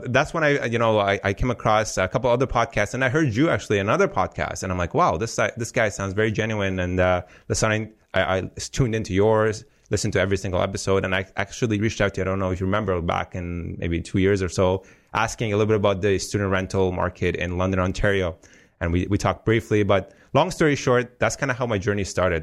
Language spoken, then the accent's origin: English; Afghanistan; moved away; I come from Afghanistan, as you know, so war-torn country. So your typical immigr-, immigrant story